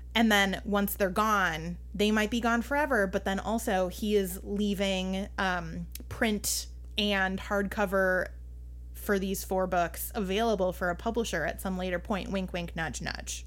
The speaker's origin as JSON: {"language": "English", "region": "Minnesota", "country": "United States", "said": "I'm Minnesotan"}